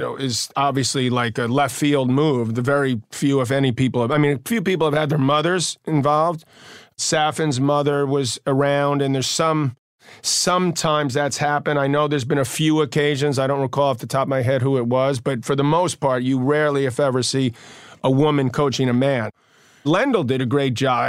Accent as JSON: {"language": "English", "town": "New York City", "region": "New York", "country": "United States", "said": "we're both from Queens"}